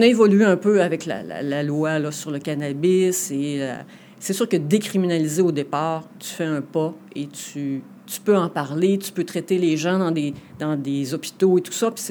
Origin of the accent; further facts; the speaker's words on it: Saguenay, Quebec, Canada; Donc ici dans la région, moi je suis une Saguenéenne convaincue